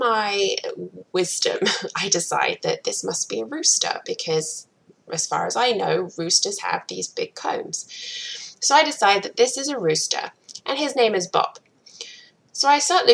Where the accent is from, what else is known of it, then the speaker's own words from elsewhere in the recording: England, United Kingdom; moved away as an adult; also born or lived in Providence, Rhode Island, United States / Atlanta, Georgia, United States; now in Akron, Ohio, United States; I am originally from England and I moved to the US about 11 years ago now